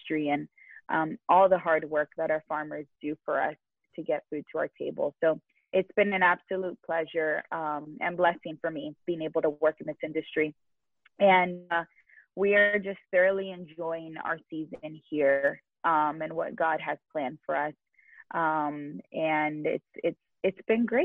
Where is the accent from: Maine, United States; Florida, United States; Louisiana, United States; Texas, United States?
Florida, United States; Miami; moved away as an adult; also born or lived in Madrid, Spain; born and raised in Miami, Florida, come from a big Cuban family, grew up there